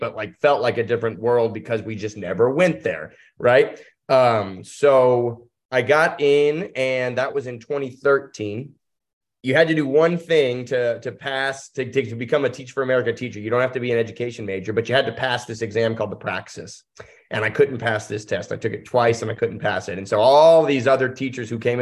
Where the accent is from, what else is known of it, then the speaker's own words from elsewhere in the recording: Louisville, Kentucky, United States; moved away as an adult; now in Hazard, United States; I grew up in Louisville, Kentucky.